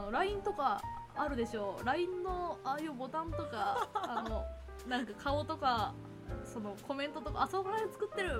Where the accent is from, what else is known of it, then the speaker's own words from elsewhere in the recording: Chiba, Japan; also born or lived in Osaka; 私はそのちっちゃい頃から千葉県とかで育っていて、うん、若干大阪にいて千葉県